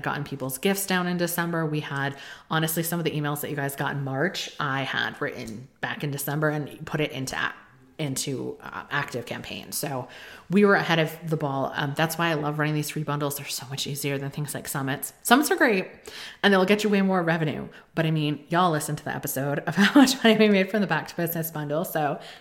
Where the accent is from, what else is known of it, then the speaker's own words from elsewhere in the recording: Connecticut, United States; in the state of Connecticut, which is where we moved, not my hometown, it's the town over